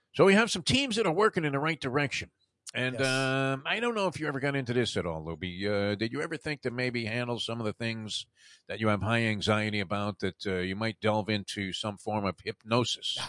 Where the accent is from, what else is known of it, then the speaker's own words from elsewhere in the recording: New York City, New York, United States; the neighborhood I grew up in in Brooklyn.